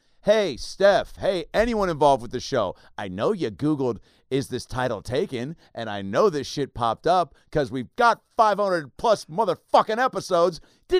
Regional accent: Seattle, Washington, United States; see that I'm from Seattle. Maybe know that I don't have a team

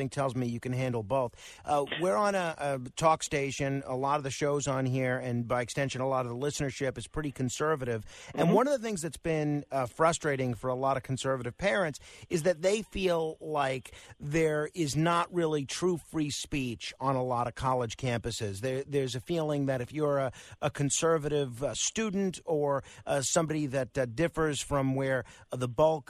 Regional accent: New York City, New York, United States; Staten Island. My hometown

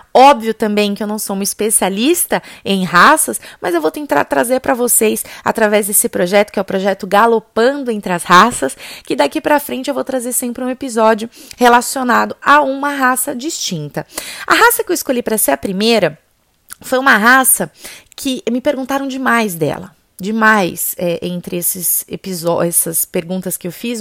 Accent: São Paulo, Brazil; eu sou paulistana. E em São Paulo, o que mais tem é morro

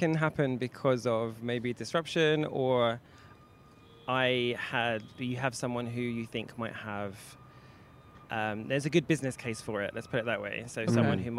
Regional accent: London, United Kingdom; I'm from London. I'm from the UK.

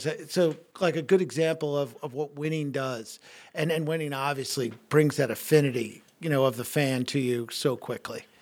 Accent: New York, United States; moved away as an adult; now in Milwaukee, United States; growing up in New York

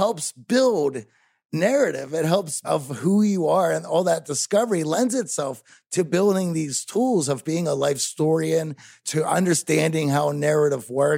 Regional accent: Pittsburgh, Pennsylvania, United States; I grew up in Pittsburgh

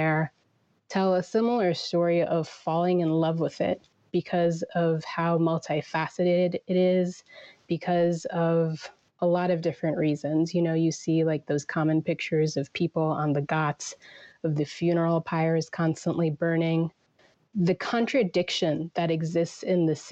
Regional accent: Virginia, United States; I was born in Virginia, you know, raised in America

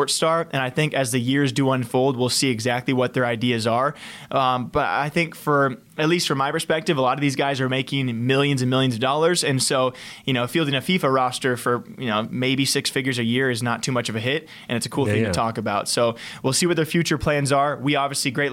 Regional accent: United States

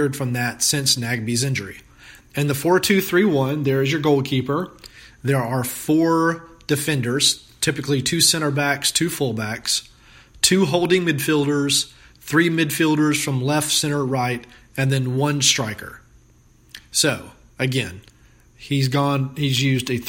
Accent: Mableton, Georgia, United States; also born or lived in North Carolina / Florida / Virginia; I grew up in the Atlanta area in Mableton.

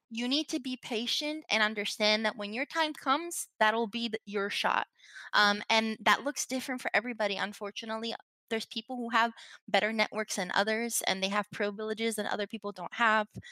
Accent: Puerto Rico; moved away; also born or lived in New Jersey; growing up in Puerto Rico

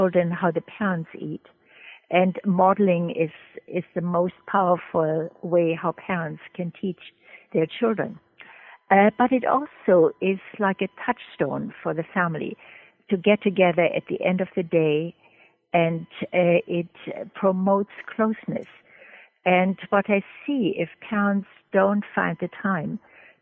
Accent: Germany; moved away as an adult; also born or lived in Trinidad; now in United States; I'm originally from Germany

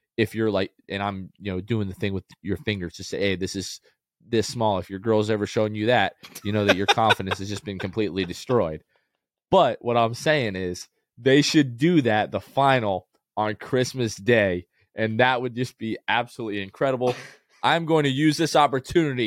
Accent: Florida, United States; also born or lived in New Jersey / North Carolina; when I was three years old, we moved here to Florida

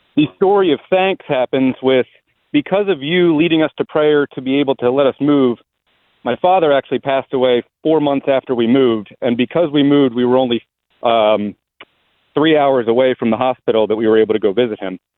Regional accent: Pennsylvania, United States; also born or lived in Colorado; now in Virginia, United States; I'm from Pennsylvania originally

